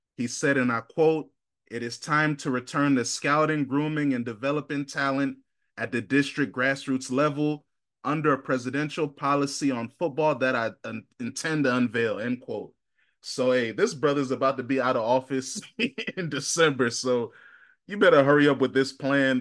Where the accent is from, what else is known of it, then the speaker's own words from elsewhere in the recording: United States; I'm an American Ghanaian. I'm the only person in my immediate family that was born in America, but I have a crazy allegiance to Ghana